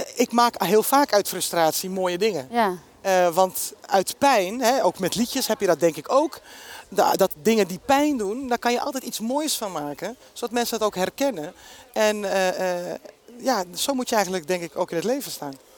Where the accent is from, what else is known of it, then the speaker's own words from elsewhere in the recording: Amsterdam, North Holland, Netherlands; Ik kom uit de Bijlmer